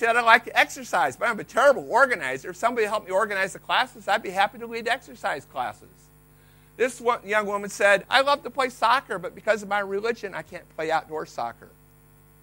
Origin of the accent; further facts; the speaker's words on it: Iowa, United States; I was raised in Iowa